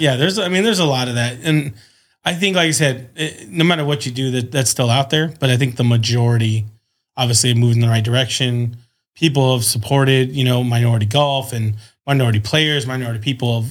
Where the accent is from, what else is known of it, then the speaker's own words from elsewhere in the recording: San Diego, California, United States; Born and raised in San Diego